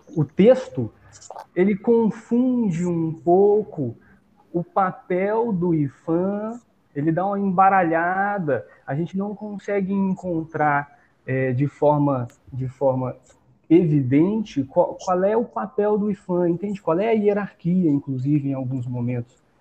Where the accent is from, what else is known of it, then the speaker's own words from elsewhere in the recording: Brazil; A gente, como brasileiro, como brasileira, como povo brasileiro